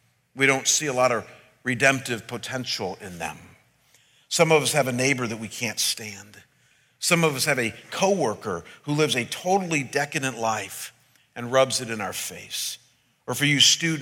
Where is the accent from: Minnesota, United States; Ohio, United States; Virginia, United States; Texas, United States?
Ohio, United States; Cleveland; moved away as an adult; now in Scottsdale, United States; I was ministering back in my hometown for 6 years as the senior pastor of my home church